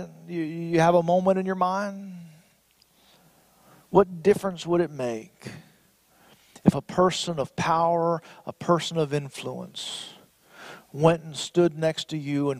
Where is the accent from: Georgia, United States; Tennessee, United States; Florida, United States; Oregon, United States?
Florida, United States; my home state of Florida